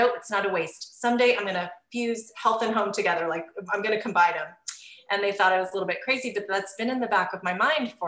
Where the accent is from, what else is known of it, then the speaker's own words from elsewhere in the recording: Seattle, Washington, United States; moved away as an adult; now in Southern California, United States; I'm originally from Seattle. We moved to California, Southern California, about 7 years ago.